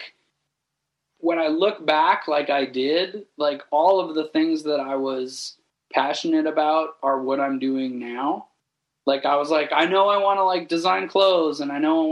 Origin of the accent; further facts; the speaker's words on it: a small town outside of Toronto, Ontario, Canada; a small town, like outside of Toronto